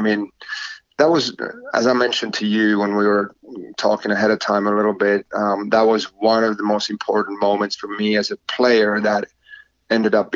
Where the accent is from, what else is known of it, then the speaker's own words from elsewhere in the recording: Oulu, North Ostrobothnia, Finland; moved away as an adult; also born or lived in Wilmington, North Carolina; now in United States; my hometown, Oulu